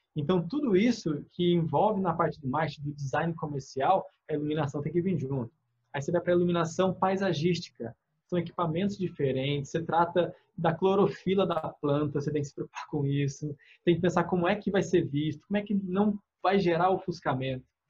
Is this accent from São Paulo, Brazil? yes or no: yes; interior of São Paulo, Brazil; accent: São Paulo interior R; now in Bahia, Brazil; Eu sou do interior de São Paulo, então se você perceber meu R de vez em quando, vai ser um porta